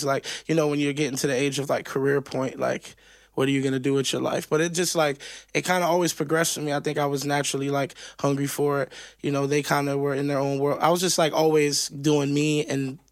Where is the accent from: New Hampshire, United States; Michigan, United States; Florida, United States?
Florida, United States; Miami; I grew up in Miami where there was like this diversity of like Cuban music